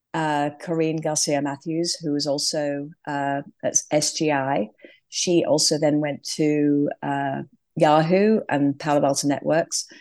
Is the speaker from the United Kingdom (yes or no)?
yes; England, United Kingdom; moved away as an adult; also born or lived in London; now in California, United States; clearly from my accent, I started in England